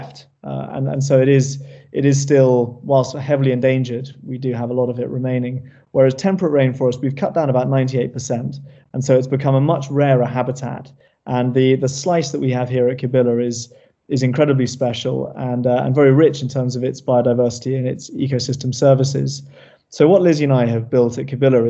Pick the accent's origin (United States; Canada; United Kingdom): United Kingdom; Cornwall, South West England; growing up here.